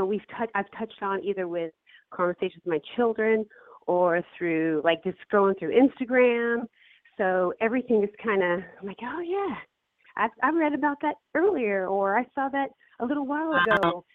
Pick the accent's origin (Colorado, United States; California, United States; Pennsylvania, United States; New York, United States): Colorado, United States; And I grew up in Colorado I lived in Colorado for a little bit.